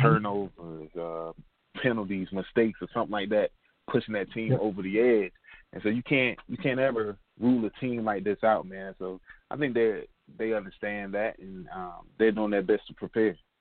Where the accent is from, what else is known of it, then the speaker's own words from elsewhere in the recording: Durham, North Carolina, United States; moved away as an adult; also born or lived in Boone, North Carolina / Columbia, South Carolina / Columbus, Ohio; Originally, Durham, North Carolina, or we like to call it the Bull City